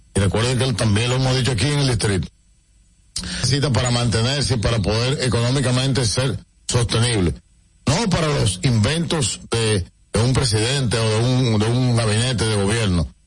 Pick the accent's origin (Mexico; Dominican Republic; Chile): Dominican Republic; como dominicanos y dominicanas